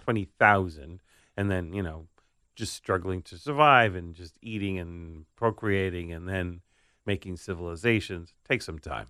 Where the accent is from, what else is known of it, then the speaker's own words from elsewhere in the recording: New York City, New York, United States; the house I grew up in on Staten Island